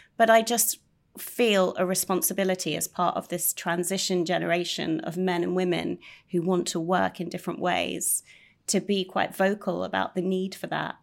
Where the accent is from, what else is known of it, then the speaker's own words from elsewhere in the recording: United Kingdom; being quite British